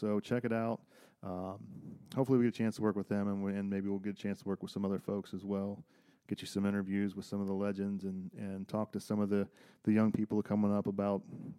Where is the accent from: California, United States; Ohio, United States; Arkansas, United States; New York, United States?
Ohio, United States; Circleville; my hometown of Circleville, Ohio